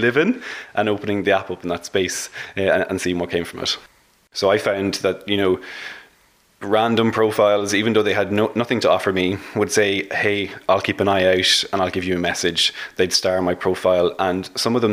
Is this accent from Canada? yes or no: no; Dublin, Leinster, Ireland; I'm from Dublin